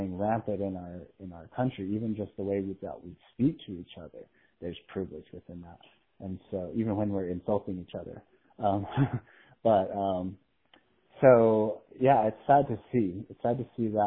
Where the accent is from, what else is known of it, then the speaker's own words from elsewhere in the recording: United States; as an American